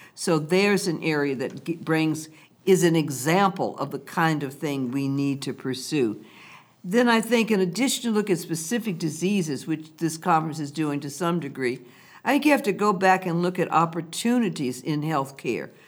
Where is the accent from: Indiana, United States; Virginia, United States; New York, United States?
Virginia, United States; Lynchburg; moved away as an adult; also born or lived in Washington, D.C.; my hometown and home state